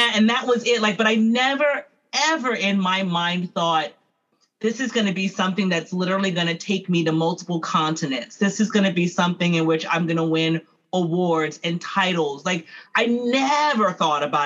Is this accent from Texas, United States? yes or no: yes; Houston, Texas, United States; now in Chicago, United States; Houston is where I'm born and raised